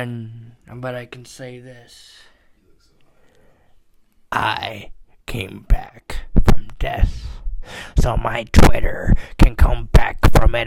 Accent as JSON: {"language": "English", "town": "Tampa", "region": "Florida", "country": "United States", "tie": "born or raised there", "moved": "yes", "said": "Tampa Bay, my hometown back at... My hometown back in Florida."}